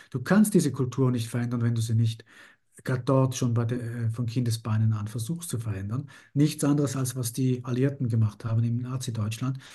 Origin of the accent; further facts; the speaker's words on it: Italy; als Italiener